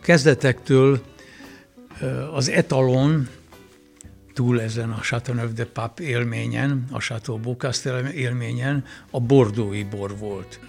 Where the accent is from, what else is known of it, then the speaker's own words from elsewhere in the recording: Villány, Baranya, Hungary; elkezdődött az élet, a bor mentén, ott gyerekeskedtem